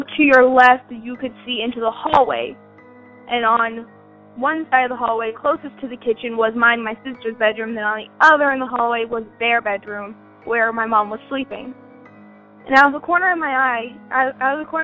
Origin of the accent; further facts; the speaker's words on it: Wichita, Kansas, United States; I'm from Wichita, Kansas, and I'm 16 years old